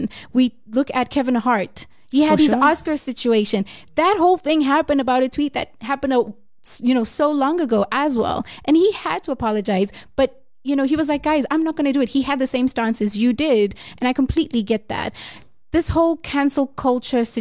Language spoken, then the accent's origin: English; Mozambique; now in South Africa; I'm from Mozambique.